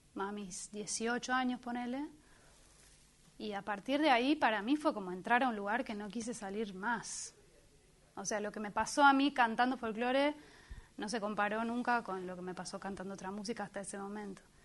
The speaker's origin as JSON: {"language": "Spanish", "town": "Buenos Aires", "country": "Argentina", "tie": "born or raised there", "said": "nacida y criada en Buenos Aires"}